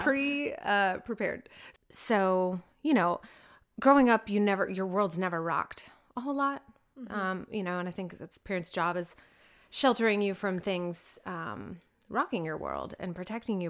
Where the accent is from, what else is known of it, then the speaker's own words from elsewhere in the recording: Oklahoma City, Oklahoma, United States; I was raised in the Oklahoma City area